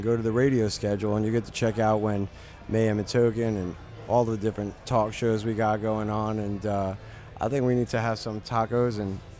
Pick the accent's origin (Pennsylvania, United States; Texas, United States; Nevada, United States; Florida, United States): Nevada, United States; Las Vegas; I'm from Vegas too, but the thing is because they're not an old team.